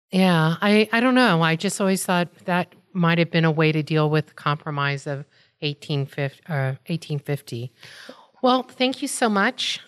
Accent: Texas, United States; I grew up in Texas

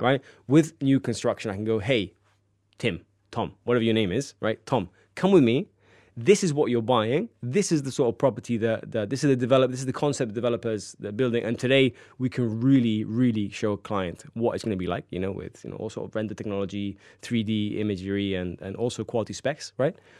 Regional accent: Marbella, Andalusia, Spain; also born or lived in Cabopino; I was actually born in Marbella and grew up in Marbella, one of the best places to live on the coast.

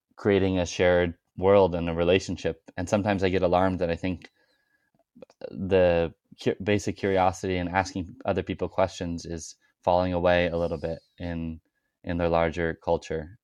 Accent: Arroyo Grande, California, United States; my hometown of Oroa Grande, California

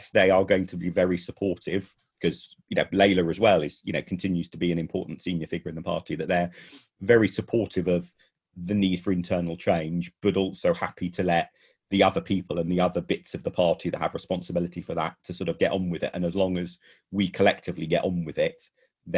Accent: London, United Kingdom; we're all from London as well

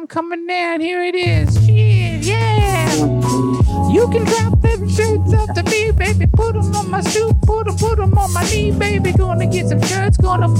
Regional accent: Oregon, United States; No, baby, I live here, though. I'm from Oregon originally, but I just moved here now.

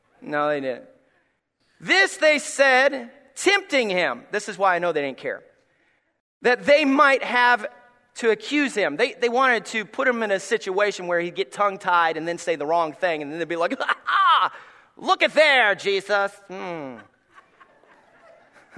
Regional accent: Gray, Tennessee, United States; moved away; I come from Gray, Tennessee

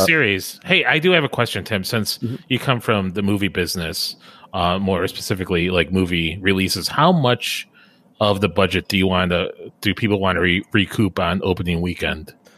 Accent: Chicago, Illinois, United States; growing up around Chicagoland, uh, we didn't have like TBS or HBO, but we had WGN, the Superstation

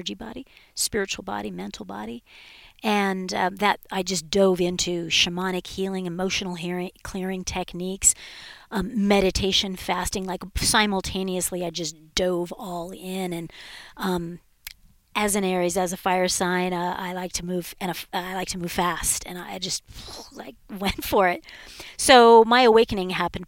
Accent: Southern California, United States; I was raised in Southern California

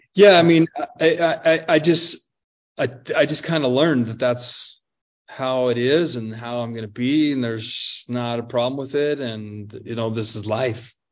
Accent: Albuquerque, New Mexico, United States; also born or lived in Pocatello, Idaho; my mom then uh, got some uh, employment down in Albuquerque, New Mexico. So I end up moving uh, down there

